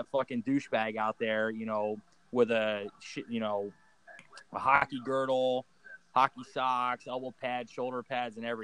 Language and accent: English; Philadelphia, Pennsylvania, United States; Uh, I'm from Philadelphia, uh, Pennsylvania. I actually grew up playing uh, ice hockey my whole life